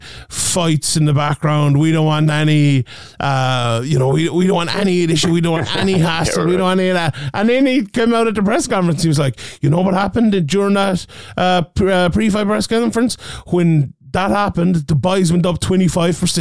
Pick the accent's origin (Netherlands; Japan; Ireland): Ireland; We're Irish as well